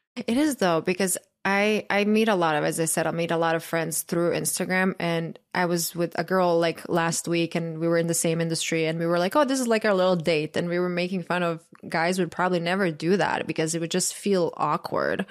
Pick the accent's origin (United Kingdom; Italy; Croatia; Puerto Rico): Croatia; moved away; I grew up in Croatia